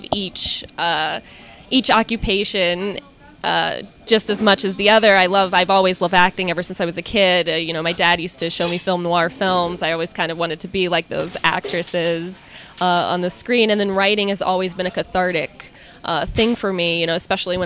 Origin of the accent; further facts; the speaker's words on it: Maryland, United States; now in Ridgewood, United States; which is in Maryland, which is interesting because that's my hometown